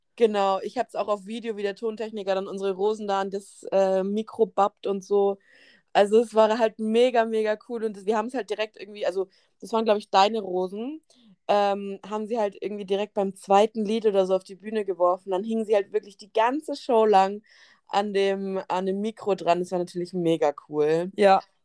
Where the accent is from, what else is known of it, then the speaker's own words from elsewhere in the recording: Germany; Wir sind aus Deutschland